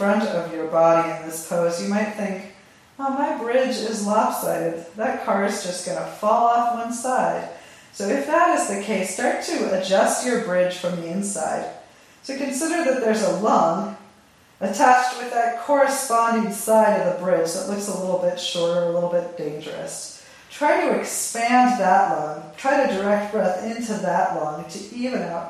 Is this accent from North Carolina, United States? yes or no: no; California, United States; I'm from California. I'm not from the Bay Area, but I'm from California